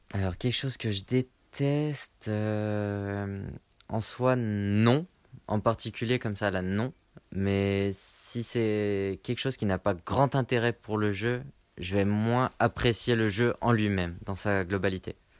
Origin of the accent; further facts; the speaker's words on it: Lyon, Auvergne-Rhône-Alpes, France; je, viens de Lyon